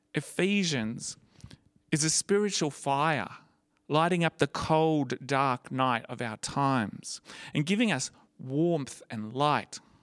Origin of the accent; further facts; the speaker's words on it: Gold Coast, Queensland, Australia; It was when I was 15, as a, a high school student, um, growing up on the Gold Coast.